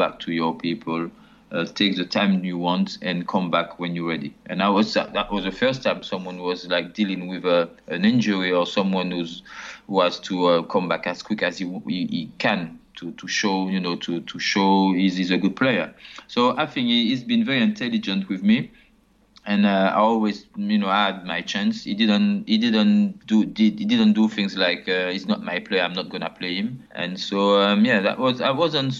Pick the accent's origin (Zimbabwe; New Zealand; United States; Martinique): Martinique; English is a second language; moved away as an adult; also born or lived in Paris, France / Nîmes, France; my mother, she went back to Martinique, and I was 4 or 5 years old. She decided to come back to his country, and I grew up in Martinique, which is completely different